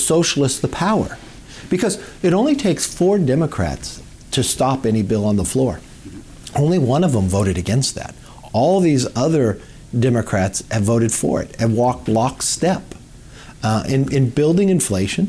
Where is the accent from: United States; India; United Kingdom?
United States; California; I'm from California